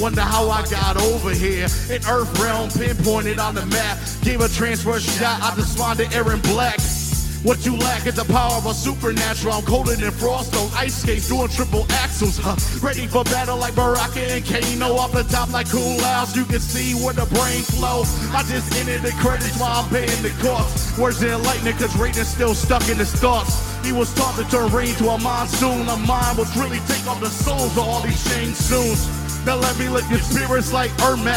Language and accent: English; Detroit, Michigan, United States; I'm from Detroit